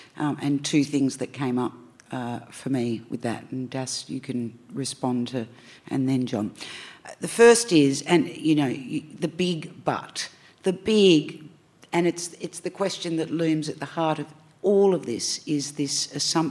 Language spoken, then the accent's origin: English; Australia; I'm so glad I'm Australian